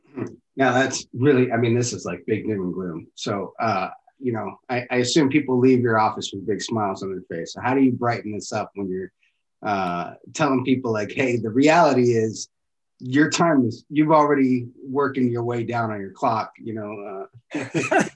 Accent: Miami, Florida, United States; a guy from Miami

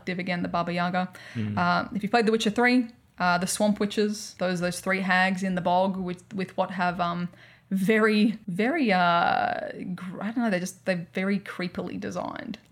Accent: Australia; accent: Australian; my horrific Australian accent

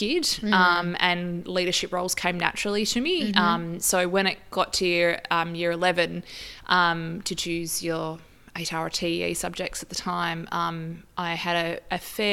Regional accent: Wongan Hills, Western Australia, Australia; also born or lived in Papua New Guinea; So I grew up in Wongan Hills and did my primary school education there.

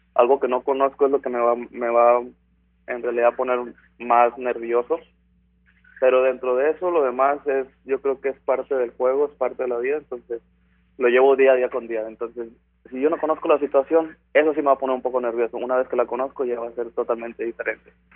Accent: Ciudad Victoria, Tamaulipas, Mexico; moved away; soy de Ciudad Victoria, Tamaulipas

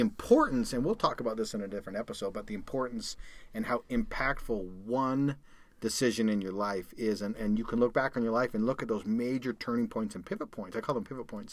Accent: Calgary, Alberta, Canada; moved away as an adult; now in United States; I grew up in Calgary, Canada

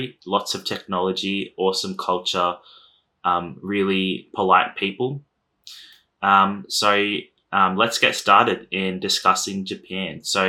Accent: Australia; I have never lived overseas. I've lived my whole life in Australia

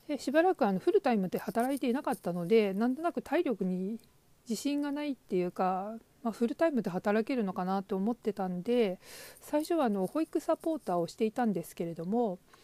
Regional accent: Hokuriku, Japan; 北陸の片田舎に生まれ、祖父が農業を営む家で育ちました

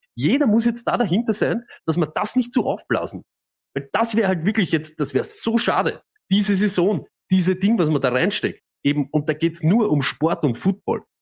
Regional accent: Austria; als Österreicher

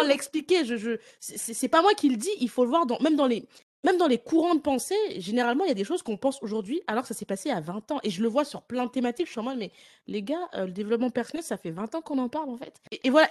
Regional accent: France; now in Ireland; je suis de France, même si je vis en Irlande

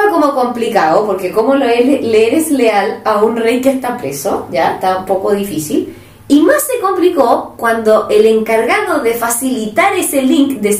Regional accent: Chile; chileno debe ser

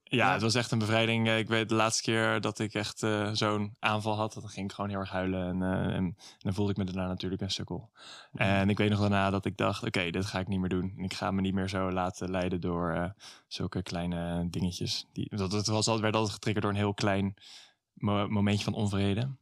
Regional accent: Middelburg, Zeeland, Netherlands; also born or lived in Vlissingen; Ik ben geboren in Vlissingen en toen in opgegroeid in Middelburg

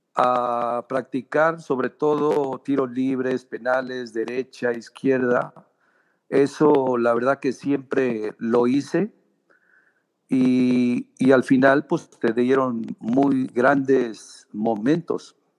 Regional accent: Guadalajara, Jalisco, Mexico; also born or lived in Tierra Blanca, Zacatecas; yo me vine de, de Tierra Blanca, Zacatecas, a los tres años. Eh, me vine acá a vivir a Guadalajara y bueno, aquí prácticamente hice toda mi niñez

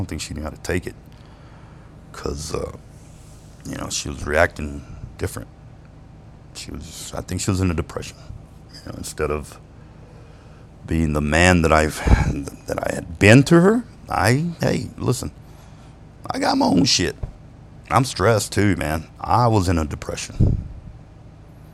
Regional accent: Ozona, Texas, United States; moved away as an adult; also born or lived in Lubbock, Texas; I'm fucking from Ozona, Texas

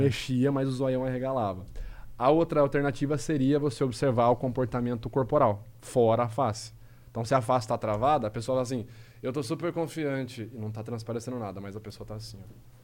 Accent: Rio Claro, São Paulo, Brazil; accent: caipira; now in Piracicaba, Brazil; eu sou do interior de São Paulo, sou de Rio Claro, nasci de Rio Claro. É, hoje eu moro em Piracicaba

